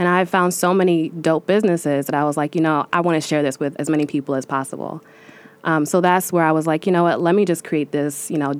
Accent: New York City, New York, United States; That neighborhood reminded me a lot of my hometown in Bed-Stuy.

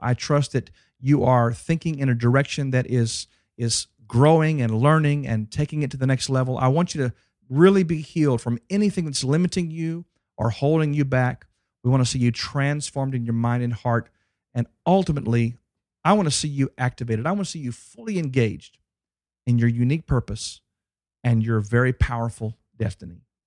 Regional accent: Dallas, Texas, United States; my hometown

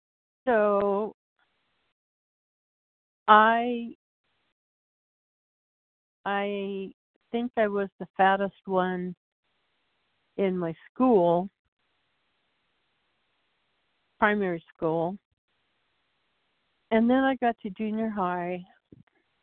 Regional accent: Portland, United States; I was born and raised in Portland

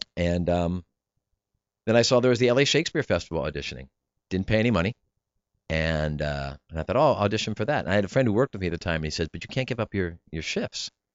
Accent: New Cumberland, Pennsylvania, United States; moved away; I grew up in South Central P A in New Cumberland, right across the river from Harrisburg

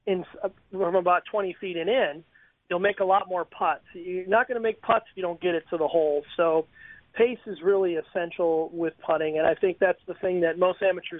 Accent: Wisconsin, United States; now in Florida, United States; I'm originally from Wisconsin

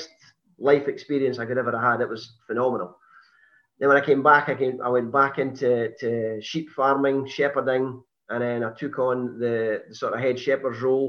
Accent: Perth, Scotland, United Kingdom; I was born in Lethem in Perth. I was actually born in Perth Royal Infirmary. And I was brought up in a housing estate in Perth

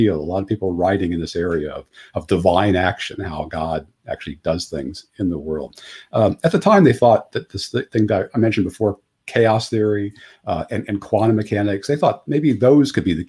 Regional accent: Ohio, United States; I grew up in Ohio, and then I ended up going to Ohio State

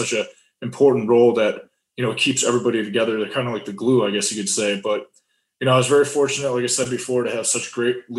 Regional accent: Cleveland, Ohio, United States; moved away as an adult; growing up in Cleveland, Ohio

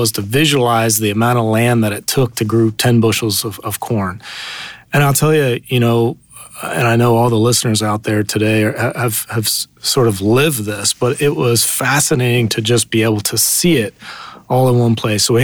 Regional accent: southern New Jersey, United States; moved away as an adult; also born or lived in Indiana / Silicon Valley; I grew up actually in a little farm in southern New Jersey

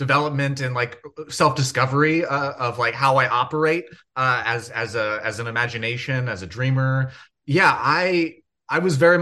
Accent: Rancho Palos Verdes, California, United States; I grew up in Rancho Palos Verdes.

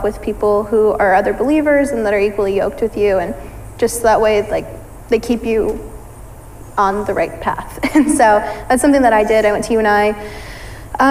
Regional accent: Ankeny, Iowa, United States; I grew up, I mean, around the Des Moines area. I've always lived in Ankeny.

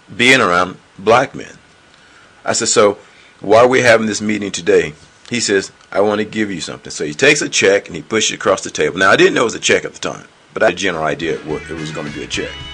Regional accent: North Carolina, United States; moved away as an adult; also born or lived in Mountain Home, Idaho / Boise, Idaho; now in Utah, United States; I'm from originally from North Carolina on the East Coast

